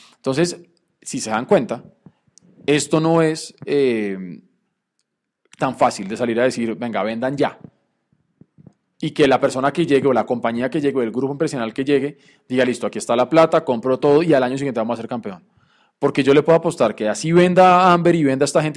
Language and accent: Spanish; Bogotá, Colombia; todos crecimos y nos acostumbramos a ir al Estadio del Campín, que quedan galerías, un punto muy central para los que vivimos en el norte, en el sur, occidente u oriente